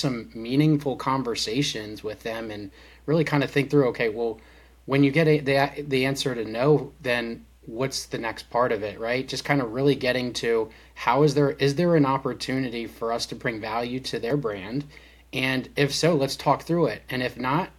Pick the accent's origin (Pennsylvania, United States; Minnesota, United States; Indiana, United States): Pennsylvania, United States; Lancaster County; also born or lived in Florida; I grew up actually in Lancaster County, Pennsylvania